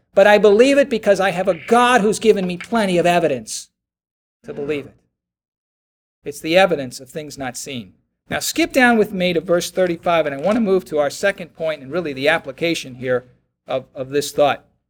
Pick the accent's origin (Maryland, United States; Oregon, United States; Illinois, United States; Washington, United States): Maryland, United States; Baltimore; I'm from Baltimore